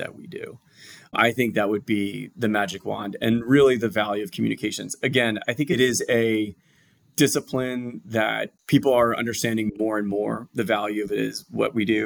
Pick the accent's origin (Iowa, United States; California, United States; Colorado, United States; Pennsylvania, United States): Pennsylvania, United States; outside of Philadelphia; moved away as an adult; now in Atlanta, United States; I'm outside of Philadelphia, born and bred. So I'm a tried and true Philly guy